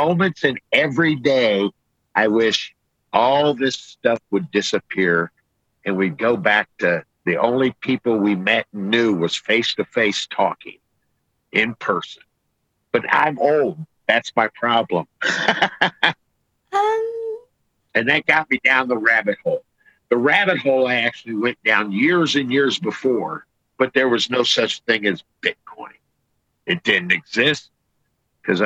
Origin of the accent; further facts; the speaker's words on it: United States; I'm from America